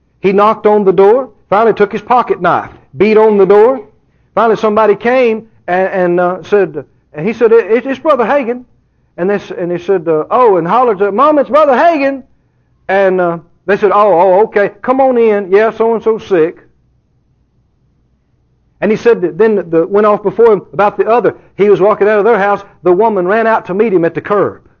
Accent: Mississippi, United States; now in Texas, United States; I grew up just a couple of doors over in Mississippi.

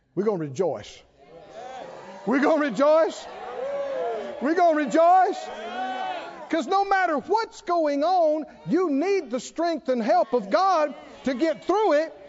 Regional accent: the South, United States; I grew up in the South

